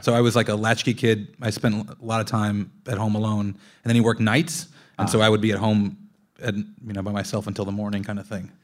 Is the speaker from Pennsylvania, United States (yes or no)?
no; Long Beach, California, United States; also born or lived in South Texas; Growing up in Long Beach